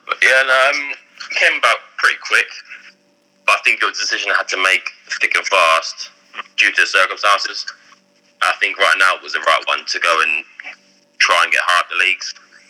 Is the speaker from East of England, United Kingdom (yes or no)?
yes; Ipswich, East of England, United Kingdom; Because I'm from Ipswich, I'm quite far from everywhere in London.